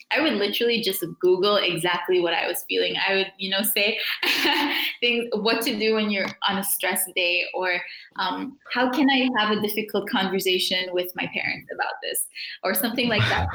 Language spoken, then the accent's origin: English; South Africa; moved away; the community that I grew up in in South Africa